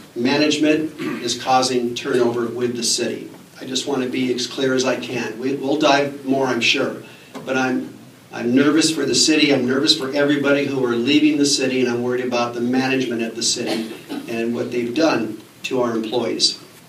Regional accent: Fairbanks, Alaska, United States; I was born and raised here in Fairbanks, as was my mother, and my grandfather's from Fairbanks, too.

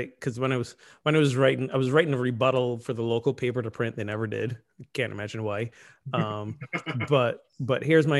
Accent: Barbados; my home country, Barbados

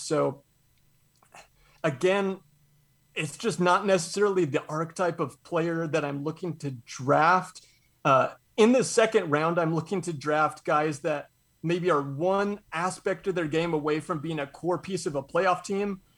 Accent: Spokane, Washington, United States; I'm from Spokane

